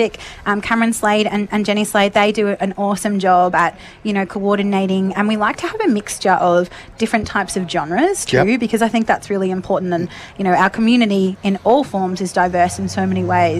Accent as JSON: {"language": "English", "town": "Rochester", "region": "Victoria", "country": "Australia", "tie": "born or raised there", "moved": "as an adult", "lives_now": "Shepparton, Australia", "said": "I grew up in Rochester and moved to Shepparton when I was 19"}